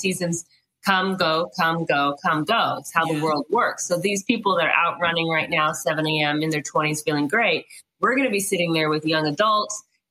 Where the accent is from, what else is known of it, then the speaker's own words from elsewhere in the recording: United States; now in New Zealand; I'm from the States